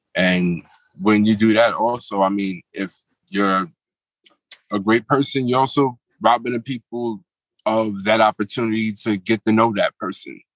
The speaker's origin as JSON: {"language": "English", "town": "New York City", "region": "New York", "country": "United States", "also_born_or_lived": "Manhattan", "lives_now": "Yonkers, United States", "said": "right now, I'm reporting live from Yonkers. Um, I go by way of uh, Brooklyn, New York"}